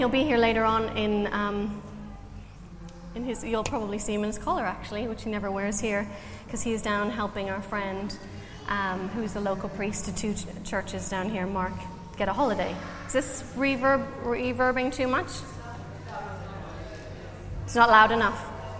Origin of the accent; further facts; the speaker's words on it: Canada; now in Ireland; I'm Canadian, so if you're trying to work out my accent, I don't want you to be distracted the whole time thinking, where is she from?